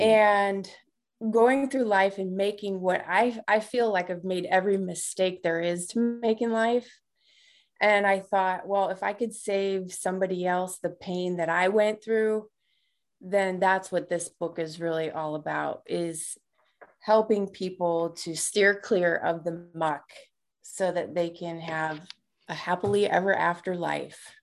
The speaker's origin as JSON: {"language": "English", "town": "Markham", "region": "Illinois", "country": "United States", "tie": "born or raised there", "moved": "as an adult", "said": "I grew up on the south side of Chicago in a little town called Markham"}